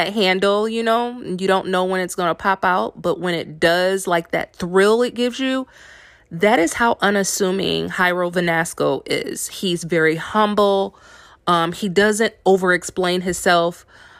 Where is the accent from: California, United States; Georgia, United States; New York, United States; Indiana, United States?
Indiana, United States; moved away as an adult; now in New Orleans, United States; Of course, everyone knows that I relocated from Indiana to New Orleans.